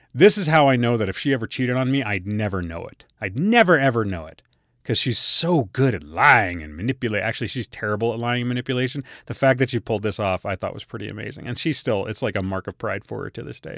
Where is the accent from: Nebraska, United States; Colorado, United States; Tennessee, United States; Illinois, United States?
Colorado, United States; we're all from Colorado